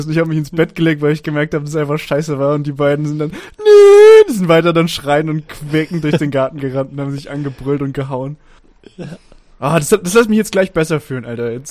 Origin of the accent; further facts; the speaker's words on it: Stuttgart, Baden-Württemberg, Germany; Naja, für mich als Stuttgarter nicht. Alles ab Frankfurt ist Norddeutschland.